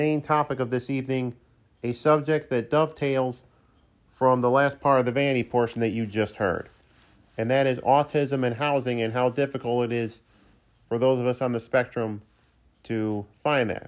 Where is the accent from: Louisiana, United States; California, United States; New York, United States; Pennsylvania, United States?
New York, United States; Saratoga Springs; also born or lived in Halfmoon, New York; my hometown of Saratoga Springs